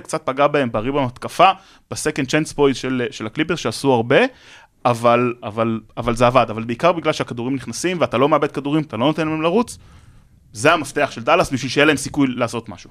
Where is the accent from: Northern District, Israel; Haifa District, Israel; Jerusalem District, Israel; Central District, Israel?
Jerusalem District, Israel; Jerusalem; אני ירושלמי והייתי, עוד הפועל ירושלים, גדלתי במלחה